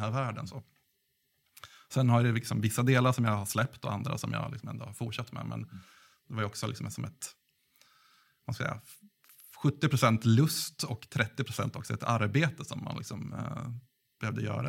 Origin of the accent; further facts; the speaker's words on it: Gävle, Gävleborg County, Sweden; Jag kommer från Gävle